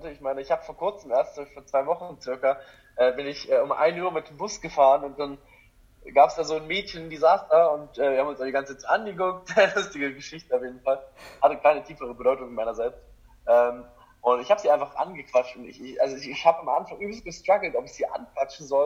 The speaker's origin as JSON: {"language": "German", "town": "Görlitz", "region": "Saxony", "country": "Germany", "lives_now": "Dresden, Germany", "said": "einfach nach Dresden zu ziehen, weil ich komme ja eigentlich aus Görlitz, ich weiß nicht, wer das alles kennt, das ist an der polnischen Grenze"}